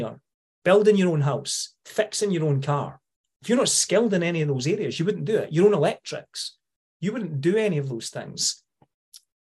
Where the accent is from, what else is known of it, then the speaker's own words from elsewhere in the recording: Scotland, United Kingdom; accent: Scottish; being Scottish, sometimes if you don't come from Scotland, you have to listen a little bit harder, right? Because we have a bit of a strange twang now and again.